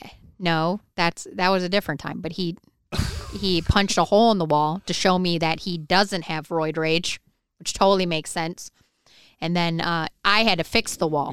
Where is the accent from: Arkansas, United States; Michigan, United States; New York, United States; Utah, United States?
Michigan, United States; moved away; I grew up in Michigan